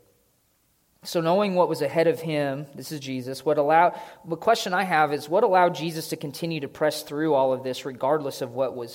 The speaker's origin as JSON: {"language": "English", "country": "United States", "said": "I'm an American"}